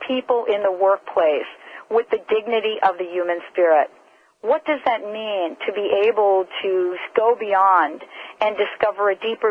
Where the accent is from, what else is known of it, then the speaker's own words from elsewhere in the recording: New Jersey, United States; I'm very familiar with Woodbridge since I grew up in the New Jersey area